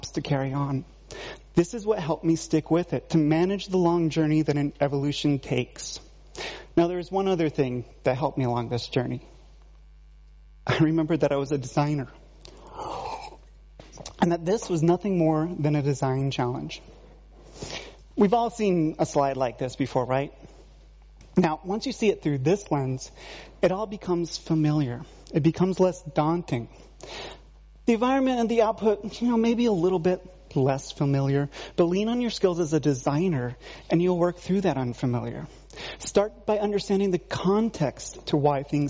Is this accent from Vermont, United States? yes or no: yes; Vermont, United States; Growing up in Vermont